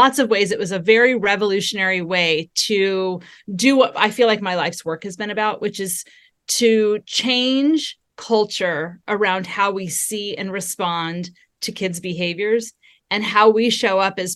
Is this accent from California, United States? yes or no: yes; Southern California, United States; also born or lived in Texas; I was raised in Southern California, and I'm a California girl through and through